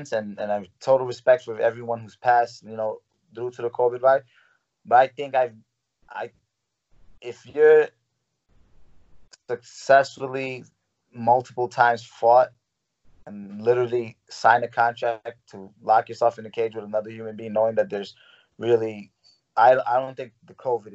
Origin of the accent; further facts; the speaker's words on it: New York City, New York, United States; I didn't know if I would ever be able to fight in my hometown. I literally was fighting professionally without being able to fight in New York.